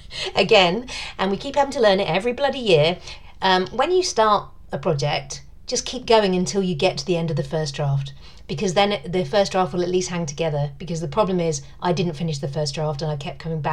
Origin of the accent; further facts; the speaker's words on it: United Kingdom; being British